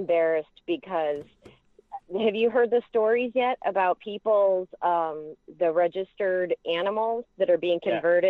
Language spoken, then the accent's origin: English; Cleveland area, Ohio, United States; I'm from the Cleveland area.